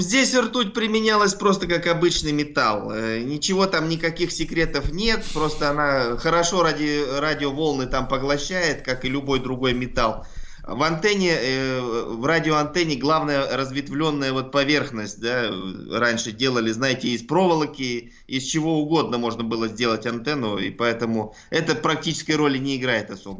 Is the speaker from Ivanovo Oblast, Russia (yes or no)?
no; Altai Krai, Russia; я сам с Алтая